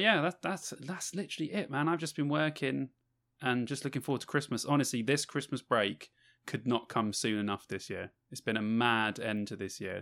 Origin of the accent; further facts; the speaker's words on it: London, United Kingdom; moved away; I am from London